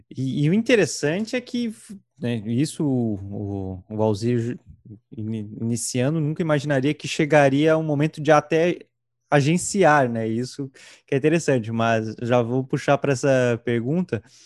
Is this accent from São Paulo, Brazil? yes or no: no; Santa Catarina, Brazil; also born or lived in Rio Grande do Sul; eu nasci no Rio Grande do Sul, mas vim com meses aqui para Santa Catarina